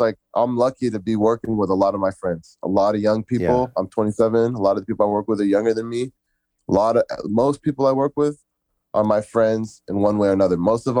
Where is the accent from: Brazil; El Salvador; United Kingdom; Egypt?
Egypt; I'm from Egypt myself, so I was studying a lot of stuff about like Egypt and all that.